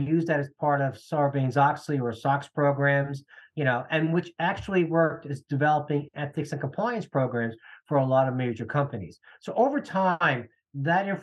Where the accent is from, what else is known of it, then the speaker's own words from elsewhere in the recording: New Jersey, United States; I grew up in New Jersey in a middle-class family